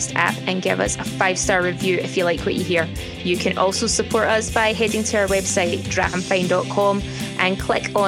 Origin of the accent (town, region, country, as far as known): Scotland, United Kingdom; accent: Scottish brogue